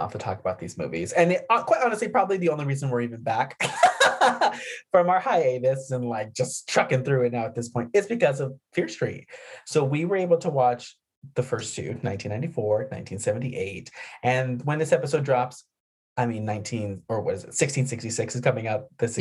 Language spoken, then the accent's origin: English; New Mexico, United States; growing up near the Texas border in New Mexico